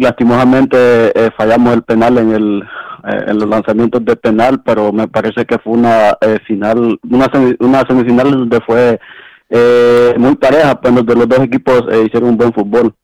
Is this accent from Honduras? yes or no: yes; Honduras; now in New Jersey, United States; soy de Honduras